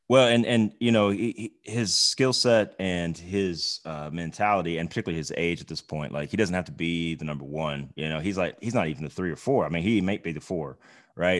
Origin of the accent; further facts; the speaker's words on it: Oklahoma, United States; moved away; growing up in Oklahoma